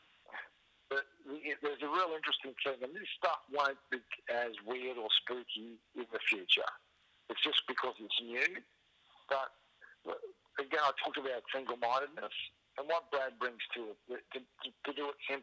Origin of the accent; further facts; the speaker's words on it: Queensland, Australia; as a Queenslander